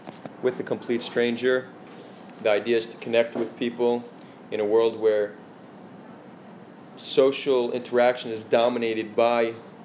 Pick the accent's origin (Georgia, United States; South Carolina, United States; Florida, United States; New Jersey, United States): New Jersey, United States; moved away as an adult; also born or lived in Israel; now in Tel Aviv, Israel; I grew up in New Jersey. I moved here when I was 18